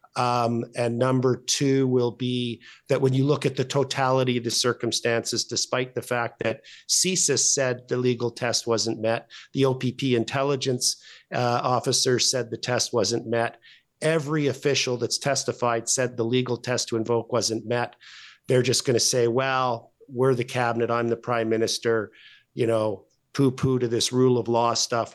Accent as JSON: {"language": "English", "region": "Alberta", "country": "Canada", "said": "we're both from Alberta"}